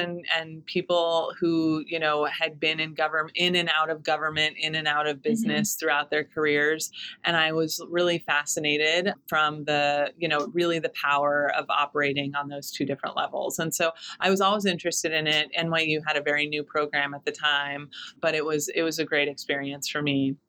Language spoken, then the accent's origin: English; Fresno, California, United States; moved away as an adult; also born or lived in New York City, New York; now in Astoria, New York, United States; I grew up in Fresno, California. I left there to come to Barnard College in New York City